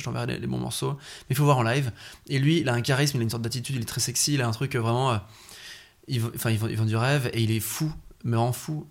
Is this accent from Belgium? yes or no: yes; Belgium; chez nous en Belgique